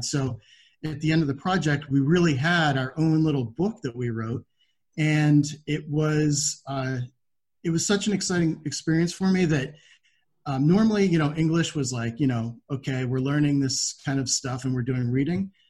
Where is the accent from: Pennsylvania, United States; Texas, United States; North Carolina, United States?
Pennsylvania, United States; I was from Pennsylvania at the time. I had moved uh, during high school